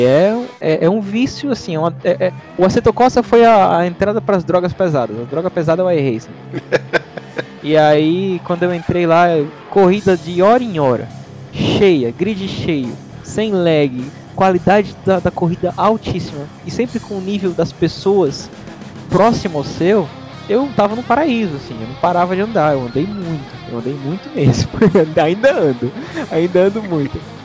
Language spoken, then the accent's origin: Portuguese; Aracaju, Sergipe, Brazil; moved away as an adult; now in Montreal, Canada; sou de Aracaju, Sergipe, no Brasil, e agora moro em Montreal, no Canadá